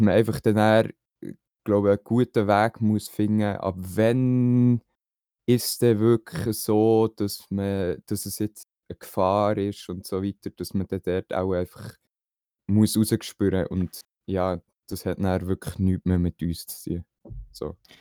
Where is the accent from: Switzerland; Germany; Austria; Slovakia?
Switzerland; bei uns in der Schweiz